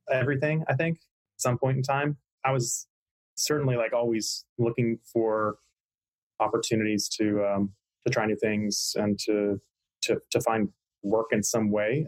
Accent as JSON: {"language": "English", "town": "Hilton Head Island", "region": "South Carolina", "country": "United States", "tie": "born or raised there", "also_born_or_lived": "Pennsylvania", "said": "I was born in Pennsylvania, in central Pennsylvania, uh, but my family moved to Hilton Head Island, South Carolina in the early 80s when I was a couple years old. So um, that's where I say I'm from"}